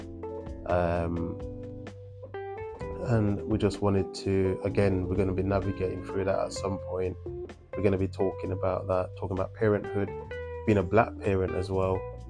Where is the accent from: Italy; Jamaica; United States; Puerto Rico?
Jamaica; moved away as an adult; now in England, United Kingdom; I am what I would like to call a country boy. So I was born in Jamaica, came to England when I was 17